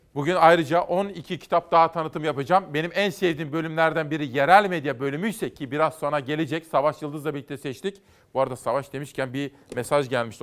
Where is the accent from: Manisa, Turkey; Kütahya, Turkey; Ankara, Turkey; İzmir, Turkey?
Kütahya, Turkey; Simav; moved away; Bizim oralarda efendim ben Kütahyalıyım biliyorsunuz. Simav'da bu klarnet sesi bizim Roman kardeşlerimiz vardı, komşularımız da vardı